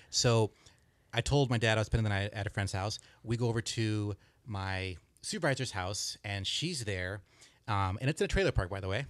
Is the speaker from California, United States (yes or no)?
yes; Big Bear, California, United States; also born or lived in Westminster, California; when I was seven, my dad, uh, is a cop, so he got transferred up to Big Bear, s, so we moved up there